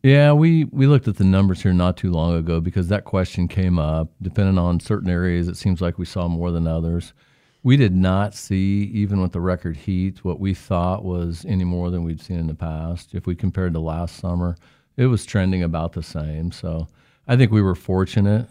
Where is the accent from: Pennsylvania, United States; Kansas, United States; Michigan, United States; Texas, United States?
Kansas, United States; Newton; I'm from Newton.